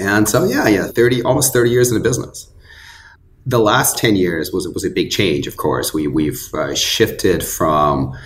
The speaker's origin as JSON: {"language": "English", "region": "Northern California", "country": "United States", "tie": "born or raised there", "also_born_or_lived": "Kyiv, Ukraine / Los Angeles", "said": "I grew up in Northern California"}